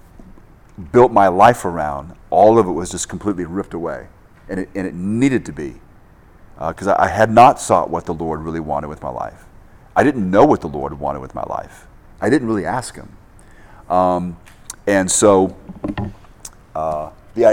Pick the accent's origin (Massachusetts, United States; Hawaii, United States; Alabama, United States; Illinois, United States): Hawaii, United States; I'm from Hawaii